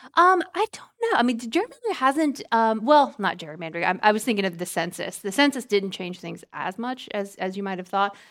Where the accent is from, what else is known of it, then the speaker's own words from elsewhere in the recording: Georgia, United States; I'm from Georgia